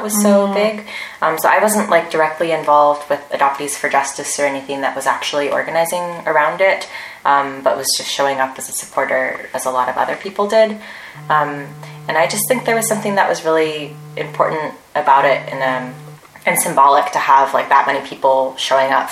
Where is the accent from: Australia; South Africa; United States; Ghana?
United States; now in South Korea; As an American